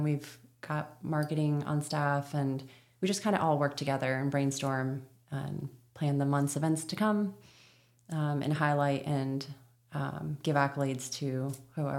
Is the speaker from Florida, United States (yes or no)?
yes; Florida, United States; moved away; that one in Florida, but that's my hometown.